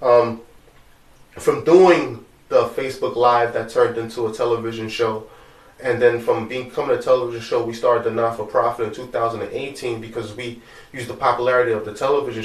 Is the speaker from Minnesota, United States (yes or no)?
no; New York City, New York, United States; we grew up in Brooklyn, we grew up in Bushwick and Canarsie